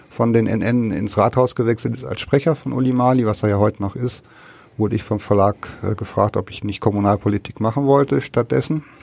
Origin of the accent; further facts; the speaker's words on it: Osnabrück, Lower Saxony, Germany; nee, ich bin aus Niedersachsen, aus Osnabrück